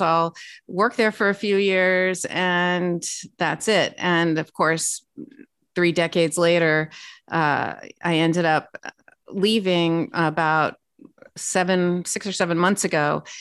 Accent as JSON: {"language": "English", "town": "Los Angeles", "region": "California", "country": "United States", "tie": "born or raised there", "also_born_or_lived": "Washington", "moved": "as an adult", "said": "born and raised in Los Angeles, California"}